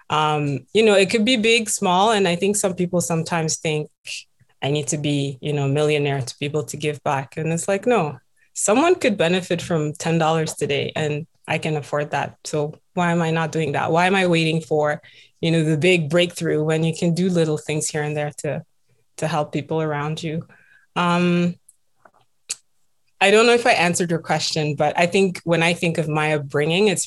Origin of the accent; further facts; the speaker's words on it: Burkina Faso; also born or lived in Central Africa / Southern Africa; now in Toronto, Canada; I am originally from Burkina Faso um, and grew up around several countries in Africa, um, mostly Central and Southern.